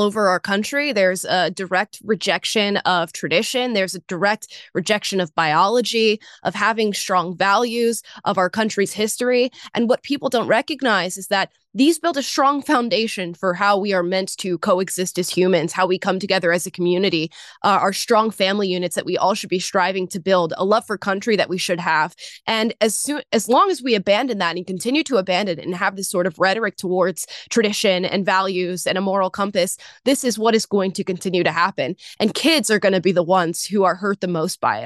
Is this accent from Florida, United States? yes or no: yes; Florida, United States; I grew up in Florida and was in high school at the time that the Parkland shooting happened